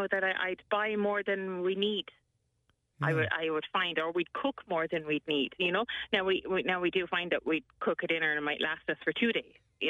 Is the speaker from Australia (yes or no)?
no; Ireland; it's probably in our nature as Irish people